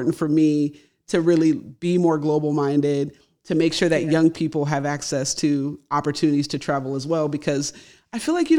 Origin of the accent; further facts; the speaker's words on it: United States; also born or lived in London; We're both American.